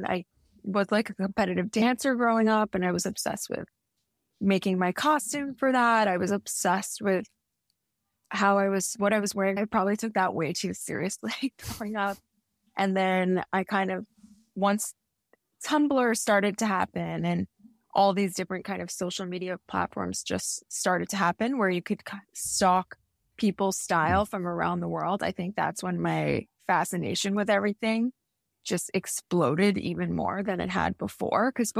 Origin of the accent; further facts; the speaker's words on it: New York, United States; now in Miami, United States; I feel like I never take for granted living somewhere warm now since I grew up in New York.